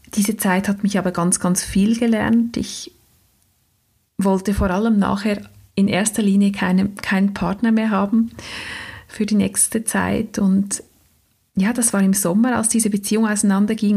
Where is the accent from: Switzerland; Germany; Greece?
Switzerland; accent: Swiss German; first language Swiss German